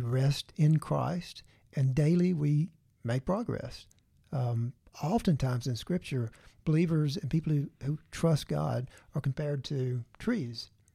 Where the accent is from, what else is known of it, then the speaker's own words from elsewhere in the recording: the Bible Belt, the South, United States; growing up in the Bible Belt